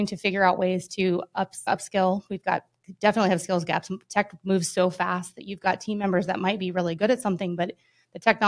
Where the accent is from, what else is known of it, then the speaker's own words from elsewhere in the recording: Denver, Colorado, United States; now in Tallahassee, United States; I grew up in Denver, Colorado, or just outside of there, a little suburb there.